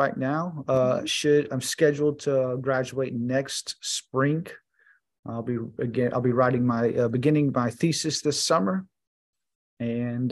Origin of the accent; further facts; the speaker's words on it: Houston, Texas, United States; I am from Texas and I live in Texas